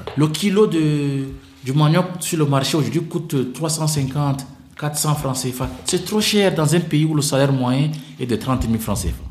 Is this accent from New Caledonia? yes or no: no; Central African Republic; chez nous en RCA